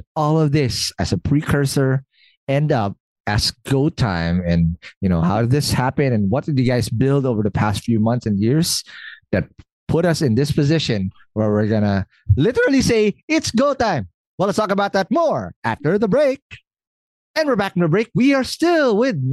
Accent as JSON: {"language": "English", "country": "Philippines", "said": "being the Filipino that I am"}